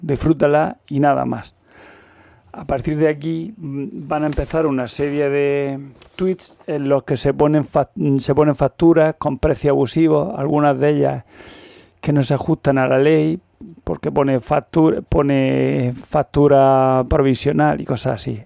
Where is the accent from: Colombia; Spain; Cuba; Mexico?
Spain; Almería, Andalusia; now in Murcia, Spain; yo soy de Almería